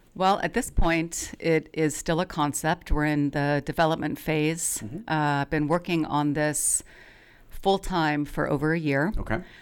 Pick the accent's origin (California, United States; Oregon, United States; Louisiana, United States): Oregon, United States; Eugene; I grew up in Eugene